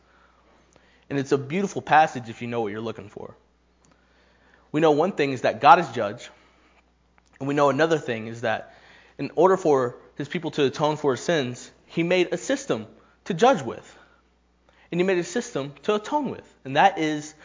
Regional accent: Knoxville, Tennessee, United States; I am from Knoxville

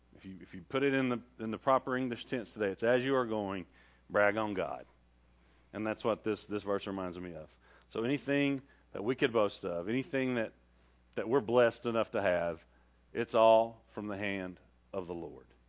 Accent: Rockwood, Tennessee, United States; also born or lived in Cape Town, South Africa; I came from Rockwood, Tennessee

